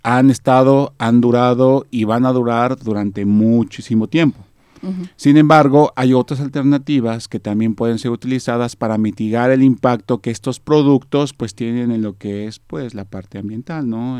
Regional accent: Mexico; nosotros pues aquí en México pues somos expertos, por así llamarlo, ¿no? O nos dedicamos mucho a la, a la siembra de maíz, que es parte de nuestra cultura, de, nuestra fortaleza como mexicanos

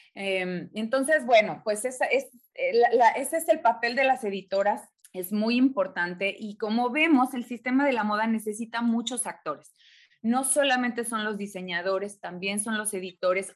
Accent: Mexico; en México les llamamos ficheras

